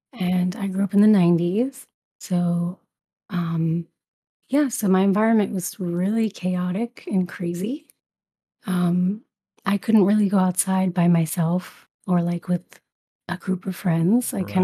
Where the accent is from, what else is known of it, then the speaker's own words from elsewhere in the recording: Brooklyn, New York, United States; So my family is from Puerto Rico. Mm-hmm. And I grew up in Brooklyn. So yeah, English is my first language.